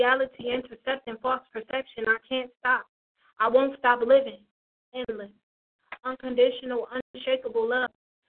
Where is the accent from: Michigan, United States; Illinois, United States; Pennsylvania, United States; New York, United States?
Michigan, United States; Detroit; also born or lived in Toledo, Ohio; I'm from Detroit, but I'm repping Toledo, too.